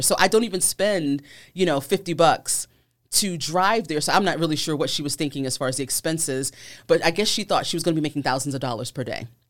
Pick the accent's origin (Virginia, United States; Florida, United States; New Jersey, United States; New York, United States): Virginia, United States; I'm from Virginia, so it was local